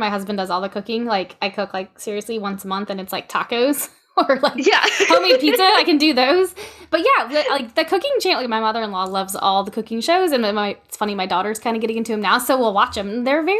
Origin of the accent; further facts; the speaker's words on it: Louisiana, United States; I don't know if it's just because I'm from Louisiana and the air is like stagnant and everything is like brown.